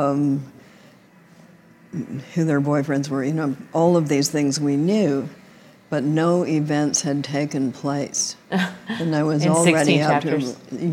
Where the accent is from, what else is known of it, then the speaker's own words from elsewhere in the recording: Canada; I'm Canadian.